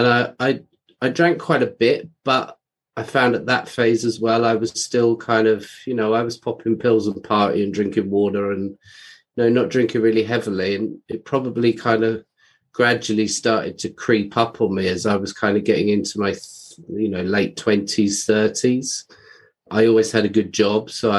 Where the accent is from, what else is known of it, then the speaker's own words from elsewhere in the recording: London, United Kingdom; I grew up in London, England